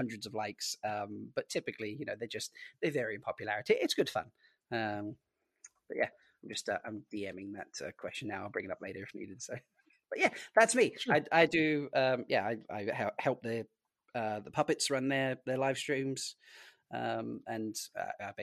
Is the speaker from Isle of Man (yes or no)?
yes; Isle of Man